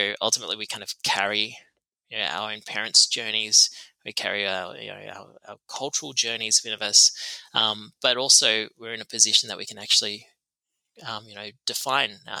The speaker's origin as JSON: {"language": "English", "town": "Tamworth", "region": "New South Wales", "country": "Australia", "tie": "born or raised there", "moved": "yes", "said": "grew up in Tamworth, which is Gomeroi country."}